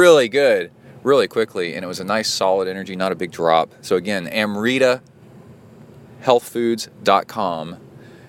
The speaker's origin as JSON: {"language": "English", "region": "Texas", "country": "United States", "tie": "born or raised there", "also_born_or_lived": "Cincinnati, Ohio", "said": "my parents for moving to Texas and raising me in Texas, because now I'm stuck in Texas."}